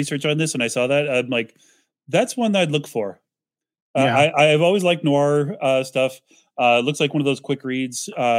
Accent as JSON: {"language": "English", "region": "Iowa", "country": "United States", "tie": "born or raised there", "said": "when you're a kid growing up in Iowa"}